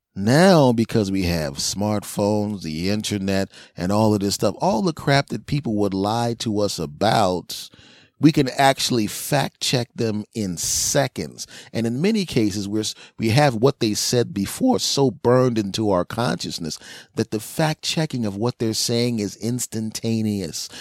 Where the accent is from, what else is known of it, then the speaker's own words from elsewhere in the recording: Philadelphia, Pennsylvania, United States; moved away; my hometown of Philly